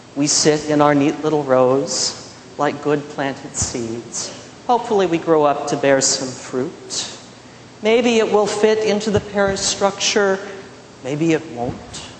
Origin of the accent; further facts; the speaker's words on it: Midwest, United States; In those years growing up in the Midwest, we lost crops